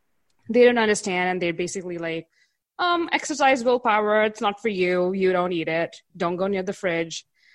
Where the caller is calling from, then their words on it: India; So I'm calling in from India.